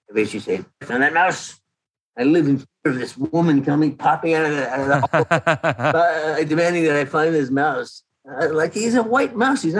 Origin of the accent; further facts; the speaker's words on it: Canada; now in United States; I came to Canada I came from Canada in 1979.